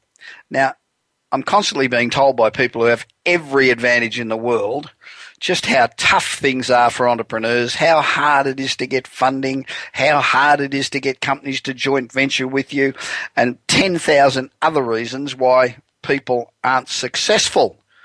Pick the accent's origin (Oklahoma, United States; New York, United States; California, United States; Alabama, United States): California, United States; Los Angeles; We're broadcasting from my hometown of Los Angeles this week